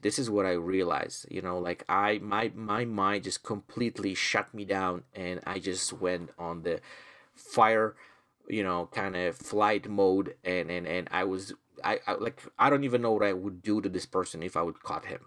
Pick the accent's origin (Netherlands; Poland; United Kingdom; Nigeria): Poland; now in Canada; I'm originally from Poland